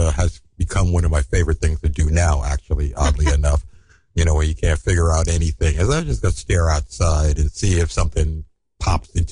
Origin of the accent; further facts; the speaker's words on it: New York City, New York, United States; also born or lived in San Francisco; I'm a one of those rare animals called a native. I'm from Brooklyn